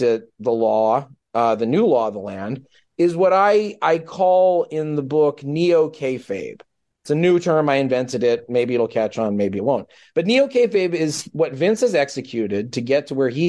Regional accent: United States; my home country of the United States of America

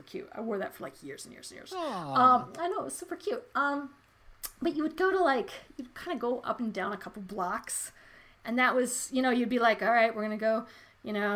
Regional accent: Colorado, United States; I grew up in Colorado

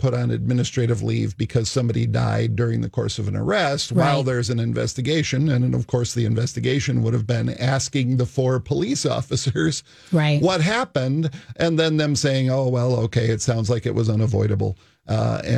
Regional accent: United States; I was born in the United States

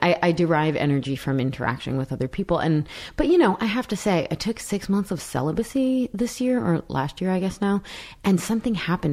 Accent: New York, United States; I come from New York

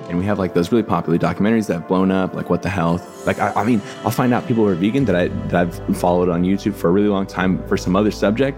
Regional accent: San Diego, California, United States; now in Los Angeles, United States; I was born and raised in San Diego in a place called like El Cajon La Mesa area

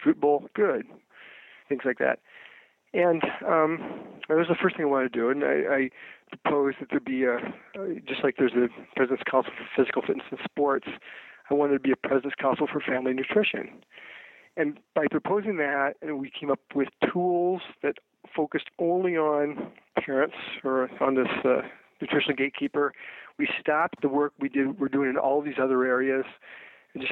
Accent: Iowa, United States; moved away; I grew up in Iowa

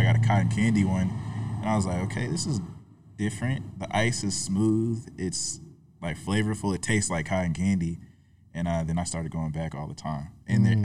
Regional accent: Tallahassee, Florida, United States; moved away as an adult; born and raised in Tallahassee

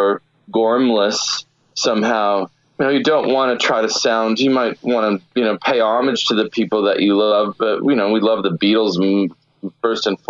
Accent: Santa Barbara, California, United States; also born or lived in Richmond, Virginia; where I grew up in Santa Barbara

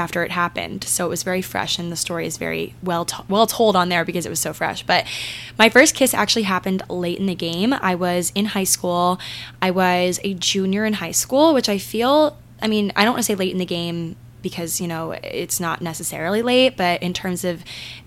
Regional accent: Maryland, United States; I'm from Maryland

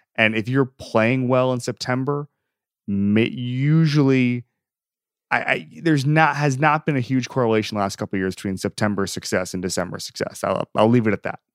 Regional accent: Florida, United States; I grew up in Florida and everybody's a Braves fan in Florida

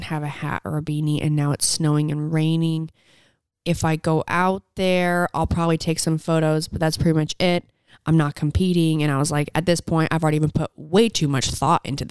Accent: Southern Utah, United States; I'm from Southern Utah.

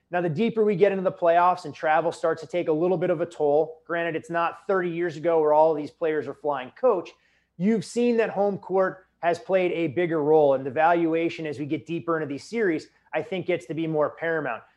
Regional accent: Chicago suburbs, Illinois, United States; growing up in the Chicago suburbs at a young age

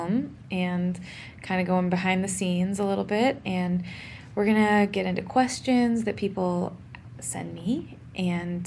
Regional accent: Oregon, United States; I'm from Oregon, a notably not super hot place

